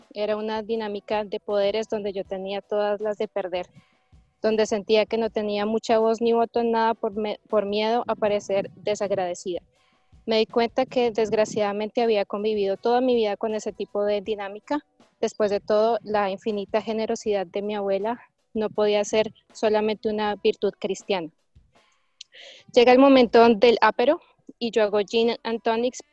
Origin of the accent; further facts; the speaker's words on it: Colombia; moved away; la situación en mi país